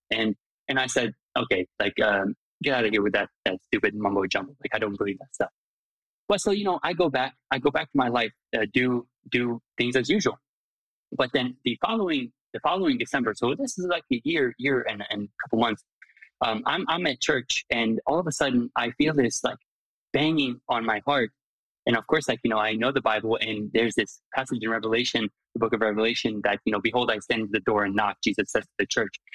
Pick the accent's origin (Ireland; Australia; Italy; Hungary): Hungary; English is a second language; also born or lived in Lima, Ohio / Durham, North Carolina / Lansing, Michigan; now in Chicago, United States; I grew up and I was born in Hungary